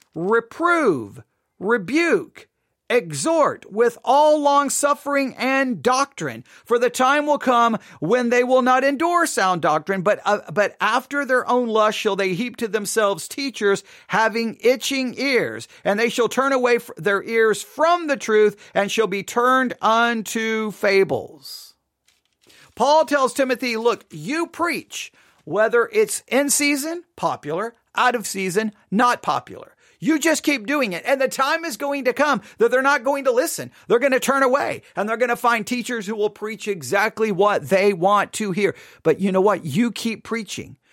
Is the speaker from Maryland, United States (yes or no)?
no; Buffalo Gap, Texas, United States; also born or lived in Abilene, Texas; we moved from Abilene, Texas to Buffalo Gap, Texas. And I loved growing up in Buffalo Gap, Texas.